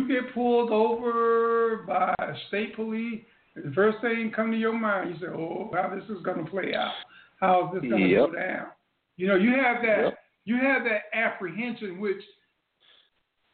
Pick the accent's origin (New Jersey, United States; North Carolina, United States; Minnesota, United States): North Carolina, United States; moved away; I was born in North Carolina